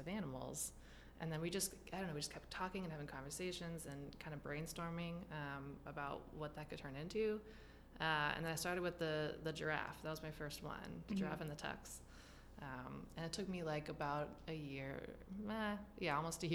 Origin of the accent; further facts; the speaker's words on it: Humboldt County, California, United States; I was born in Humboldt County, California